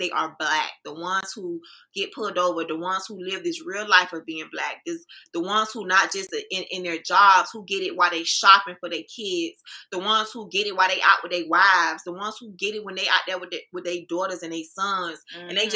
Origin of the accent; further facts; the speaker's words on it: Miami, Florida, United States; As a real Miamian who grew, born and raised in Liberty City